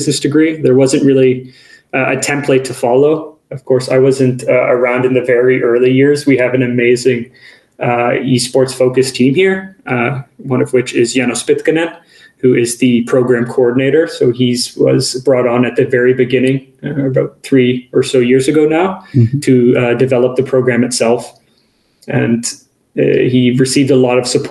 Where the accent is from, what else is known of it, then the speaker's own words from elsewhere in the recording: Canada; now in Kajaani, Finland; I'm originally from Canada, so I have that sort of North American perspective as well.